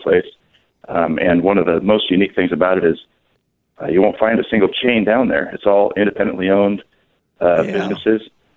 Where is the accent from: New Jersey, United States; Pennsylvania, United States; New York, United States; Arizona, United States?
Arizona, United States; East Verde River; also born or lived in Cottonwood, Arizona; I grew up on the East Verde River